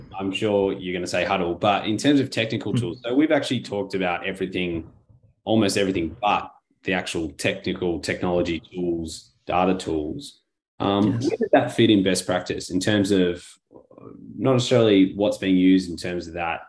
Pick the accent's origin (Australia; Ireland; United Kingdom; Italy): Australia; as an Australian